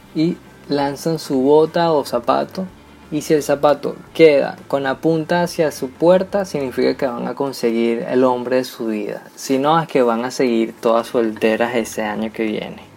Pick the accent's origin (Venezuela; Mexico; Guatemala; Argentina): Venezuela; como venezolanos tenemos obviamente otra cultura completamente distinta a la del resto del mundo